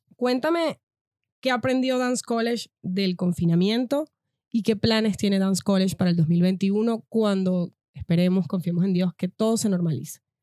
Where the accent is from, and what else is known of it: Venezuela; moved away